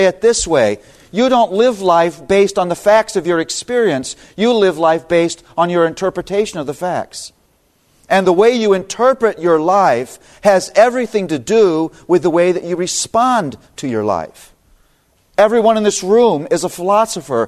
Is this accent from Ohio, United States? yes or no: yes; Toledo, Ohio, United States; now in Philadelphia, United States; born and raised in Toledo, Ohio